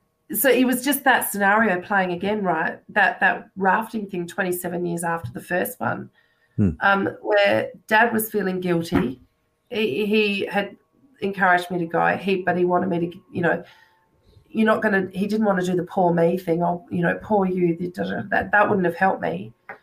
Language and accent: English; England, United Kingdom; born there; And I was born in England, actually, myself.